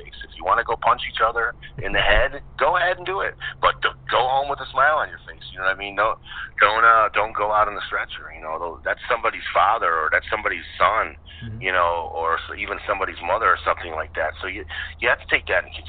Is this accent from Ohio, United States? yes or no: yes; Cleveland, Ohio, United States; now in Florida, United States; Cleveland on Friday, which is where the tour was starting. And that's my hometown, actually.